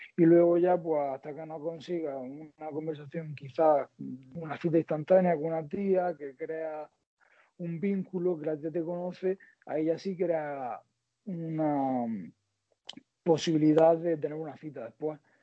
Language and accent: Spanish; Almería, Andalusia, Spain; soy de Almería